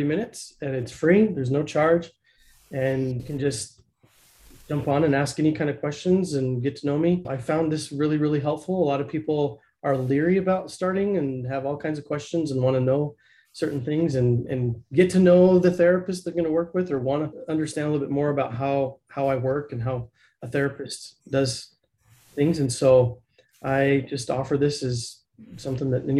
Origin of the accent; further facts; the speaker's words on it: Blanding, Utah, United States; now in Lehi, United States; I grew up in the Four Corners area in a little teeny tiny town called Blanding.